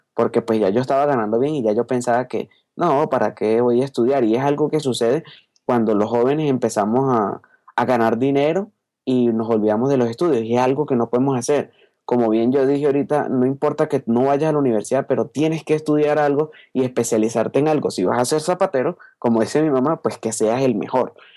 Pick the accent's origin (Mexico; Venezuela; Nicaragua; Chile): Venezuela; Caracas, Capital District; moved away as an adult; now in Colombia; nací en Caracas, Venezuela, ¿ok? Gracias a Dios nací allá, estoy muy contento de estar venezolano, ser venezolano y ahora hace dos años pues estoy viviendo aquí en Colombia